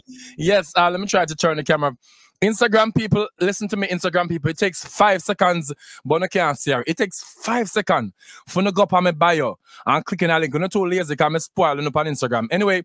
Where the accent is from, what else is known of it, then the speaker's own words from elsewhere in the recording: Clarendon, Jamaica; also born or lived in Spanish Town, Jamaica; So I was born there, but I grew up in Clarendon.